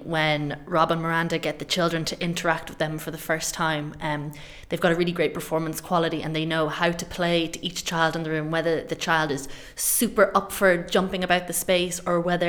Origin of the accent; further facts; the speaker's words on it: Ireland; I'm Irish